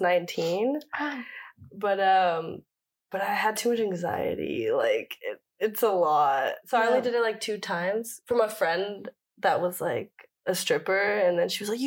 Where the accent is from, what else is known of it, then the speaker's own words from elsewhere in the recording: Texas, United States; moved away as an adult; also born or lived in Mexico City, Mexico; now in Berlin, Germany; growing up in Texas, like, it was mostly rap or trap